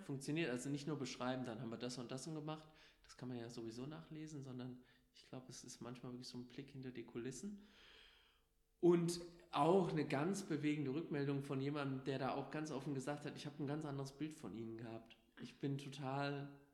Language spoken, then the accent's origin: German; Wächtersbach, Hesse, Germany; also born or lived in Gelnhausen; Ich hatte vorher einmal als Bürgermeister in meiner Heimatstadt Wächtersbach kandidiert